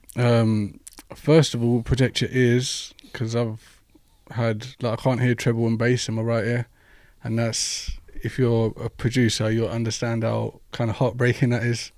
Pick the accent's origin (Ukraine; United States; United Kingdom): United Kingdom; London; I'm actually from West London